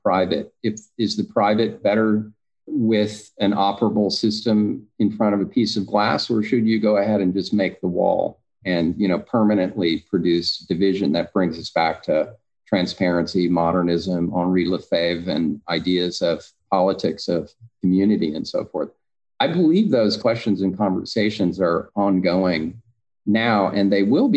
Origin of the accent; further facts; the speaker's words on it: Texas, United States; moved away as an adult; also born or lived in East Coast / New York; now in Los Angeles, United States; growing up in Texas with no water